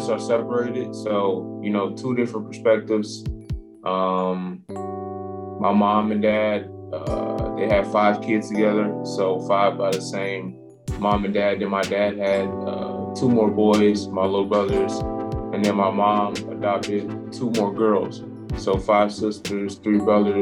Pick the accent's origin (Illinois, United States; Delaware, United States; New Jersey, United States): Illinois, United States; Chicago; moved away; I'm from the South Side.